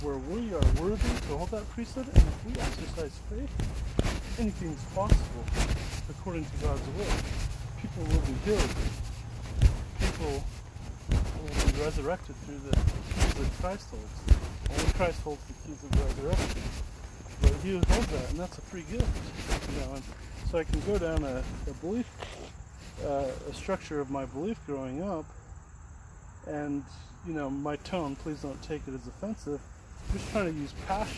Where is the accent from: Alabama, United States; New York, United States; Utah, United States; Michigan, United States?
Utah, United States; born or raised there; moved away